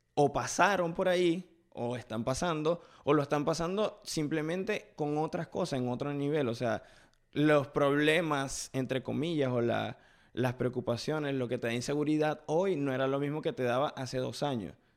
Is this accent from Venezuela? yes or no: yes; Venezuela; now in United States; por primera vez desde que estoy en Estados Unidos, pude hablar con alguien de la ciudad de donde yo vengo